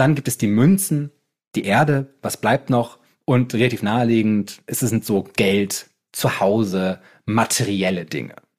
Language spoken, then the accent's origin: German; Bremen, Germany; als Bremer